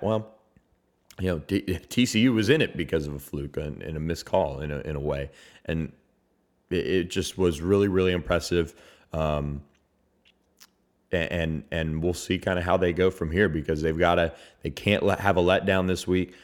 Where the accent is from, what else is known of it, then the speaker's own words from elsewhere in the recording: Tampa, Florida, United States; moved away; my hometown of Tampa.